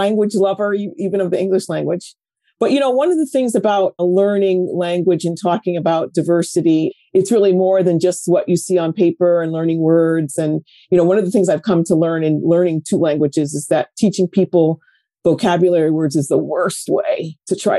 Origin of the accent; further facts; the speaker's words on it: Connecticut, United States; also born or lived in New York tri-state area; now in New York, United States; I'm a New Yorker, born here in the tri-state area. Moved to Connecticut at a very young age. I think I was 8 or so, and have been here ever since